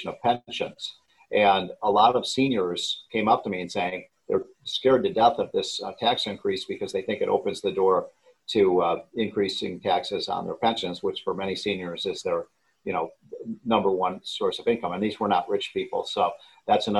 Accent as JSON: {"language": "English", "region": "Illinois", "country": "United States", "tie": "born or raised there", "moved": "yes", "said": "I'm from Illinois, and I love the state of Illinois. And I grew up in Illinois"}